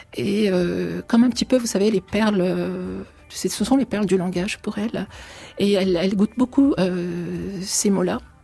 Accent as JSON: {"language": "French", "country": "France", "tie": "born or raised there", "also_born_or_lived": "Turkish-Syrian border, Turkey", "said": "moi j'ai grandi en France, je suis arrivée petite en France, donc je me sens profondément française"}